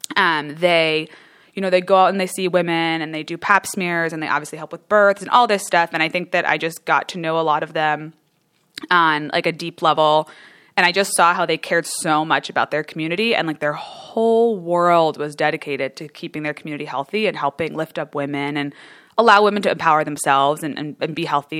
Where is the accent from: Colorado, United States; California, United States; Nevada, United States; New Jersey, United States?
New Jersey, United States; moved away as an adult; also born or lived in Michigan; I'm from New Jersey originally, so East Coast girl